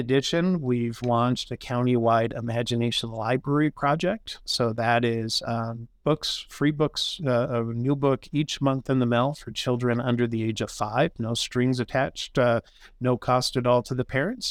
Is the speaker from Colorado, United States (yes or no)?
yes; Grand Junction, Colorado, United States; also born or lived in Boulder, Colorado; I was born and raised here in Grand Junction